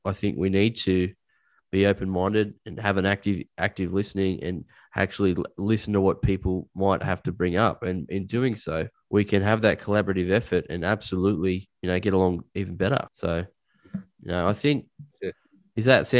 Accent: Dubbo, New South Wales, Australia; now in Newcastle, Australia; I'm only 20 minutes away. And to hear something like this going on, I mean, it's great. I mean, I'm from Dubbo originally. For those of you who don't know, it's a community in 4 hours inland from the east coast of Australia. A small country town

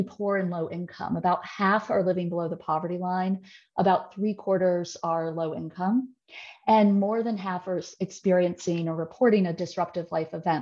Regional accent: rural West Virginia and rural Georgia, Deep South, United States; I am from the Deep South, and a lot of times I'm from very rural West Virginia and rural Georgia on the Alabama border

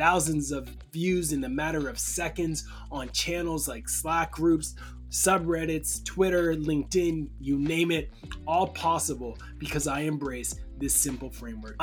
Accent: Preston, Ontario, Canada; I grew up in Canada, this small little place called Preston, very much in the deep neck of the woods.

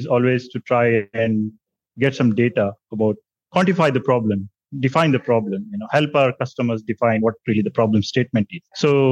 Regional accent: India; also born or lived in Delhi; By around 2013, I was back in my hometown.

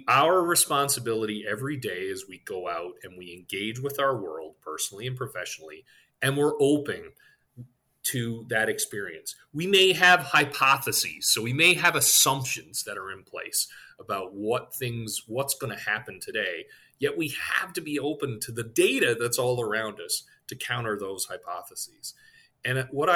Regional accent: Newfoundland and Labrador, Canada; moved away; I'm from Newfoundland, Canada originally

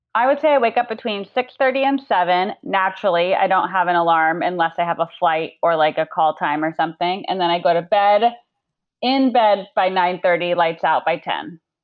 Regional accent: Arizona, United States; moved away; we grew up in Arizona

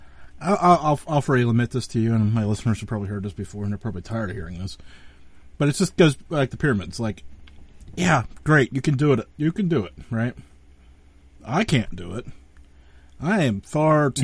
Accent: Western Pennsylvania, United States; I'm from Western Pennsylvania. I'm up northwestern Pennsylvania

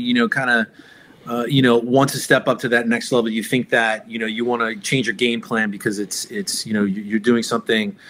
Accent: New York, United States; also born or lived in Pinellas County, Florida; now in Indian Rocks Beach, United States; I grew up in New York, and I've lived here in the state of Florida now longer than the time I grew up in New York

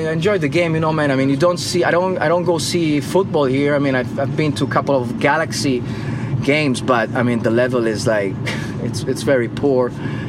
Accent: Reggio Emilia, Emilia-Romagna, Italy; English is a second language; Yeah, I'm from Reggio Emilia, which is. South of Parma.

